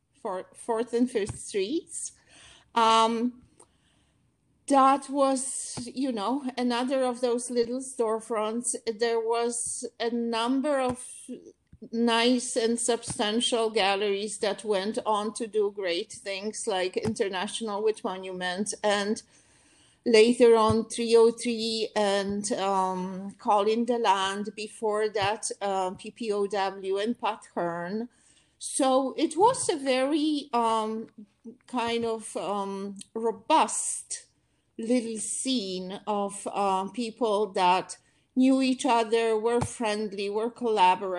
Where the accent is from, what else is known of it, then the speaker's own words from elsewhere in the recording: Poland; moved away as an adult; also born or lived in Warsaw; now in New York, United States; I came from Poland